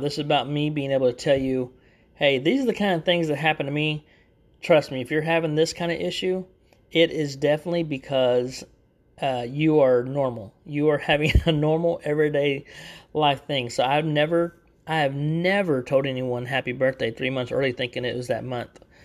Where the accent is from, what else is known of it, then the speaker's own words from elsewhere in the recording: Texas, United States; accent: Texan; I actually live in Texas, so you'll hear that in my, my accent a lot